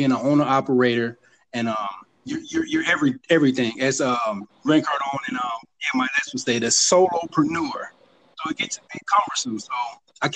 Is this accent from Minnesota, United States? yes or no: no; Chicago, Illinois, United States; I'm an introvert from Chicago, and Illinois.